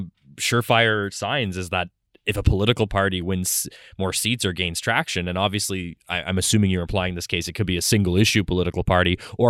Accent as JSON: {"language": "English", "country": "Canada", "said": "as a Canadian"}